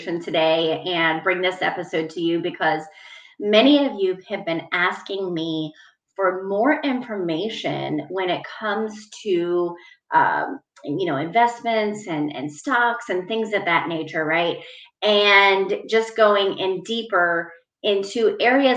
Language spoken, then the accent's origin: English; Northeast United States, United States; now in Virginia, United States; I'm actually originally from the Northeast portion of the United States. And so I grew up with walking more than a mile to school with a foot of snow on the ground.